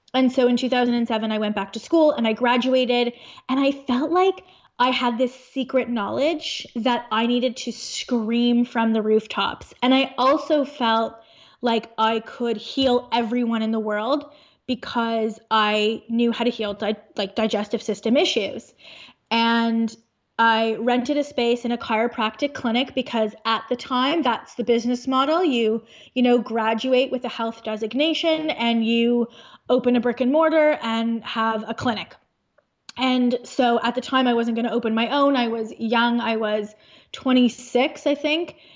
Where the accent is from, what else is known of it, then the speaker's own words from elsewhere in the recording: Thornhill, Ontario, Canada; now in Aurora, Canada; In Thornhill, which is a suburb in Ontario, in Canada